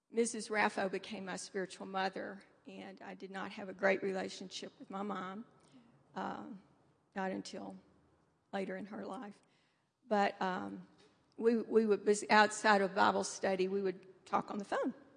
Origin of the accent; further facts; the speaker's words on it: Nashville, Tennessee, United States; also born or lived in Indianapolis, Indiana / Naperville, Illinois; now in Denver, United States; I grew up in Nashville, Tennessee